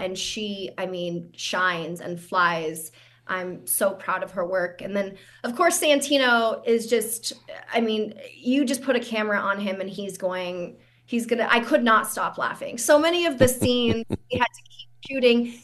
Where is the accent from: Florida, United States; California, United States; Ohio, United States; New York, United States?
California, United States; San Francisco; I'm from San Francisco, but I grew up in the Richmond district.